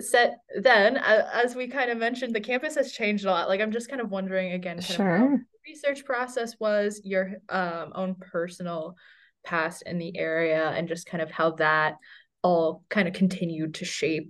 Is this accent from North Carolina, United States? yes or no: yes; North Carolina, United States; reading it in at home, I'm from North Carolina, reading it at home, much different experience than reading it here.